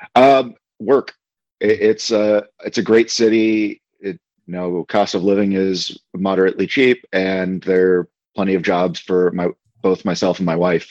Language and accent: English; Portland, Maine, United States; also born or lived in Canada; now in Omaha, United States; I was born and raised in Portland, Maine, which is in the northeastern part of uh, the United States.